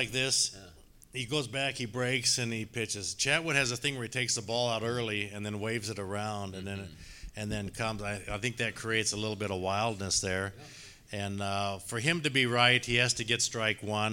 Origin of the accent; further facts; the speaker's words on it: Spokane, Washington, United States; now in Lake Bluff, United States; growing up in Spokane, Washington